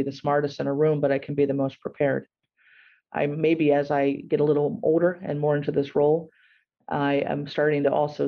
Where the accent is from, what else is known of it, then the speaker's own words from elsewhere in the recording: Gallipolis, Ohio, United States; now in Columbus, United States; I grew up in Gallipolis, and I had this kind of awesome upbringing. And for those, listeners from around the world, Gallipolis is at the southernmost point